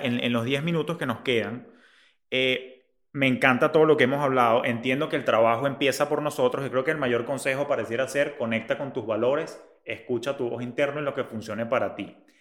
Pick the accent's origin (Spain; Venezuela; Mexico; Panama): Venezuela